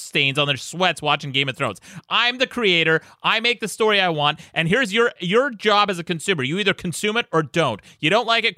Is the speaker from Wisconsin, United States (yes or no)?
no; Utah, United States; I'm from Utah